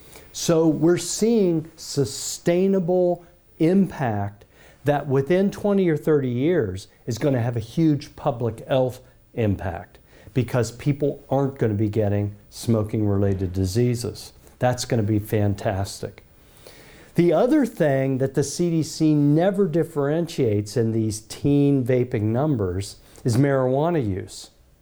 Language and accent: English; United States; as an American